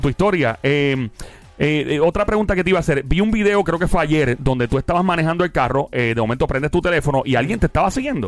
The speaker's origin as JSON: {"language": "Spanish", "country": "Puerto Rico", "said": "todos somos boricua"}